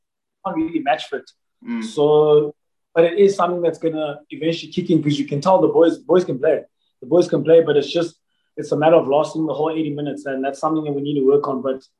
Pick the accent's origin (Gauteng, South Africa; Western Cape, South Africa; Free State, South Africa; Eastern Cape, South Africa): Free State, South Africa; Bloemfontein; now in Port Elizabeth, South Africa; I'm from Bloemfontein originally. Went to school, Jim Boucher High School there in Bloem, and then did at Kofsis, and I played Free State as well